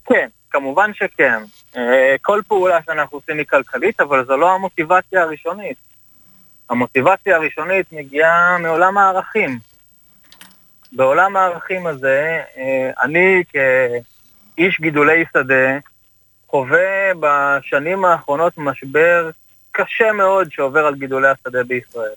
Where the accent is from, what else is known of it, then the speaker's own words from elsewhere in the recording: Kibbutz Dalia, Haifa District, Israel; אני בן קיבוץ דליה. אה, גדלתי על ברכי החקלאות בקיבוץ